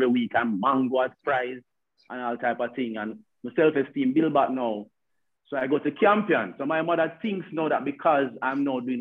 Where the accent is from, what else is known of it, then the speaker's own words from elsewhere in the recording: Kingston, Jamaica; I grew up in the Mountain View area, a community called Mountain Terrace.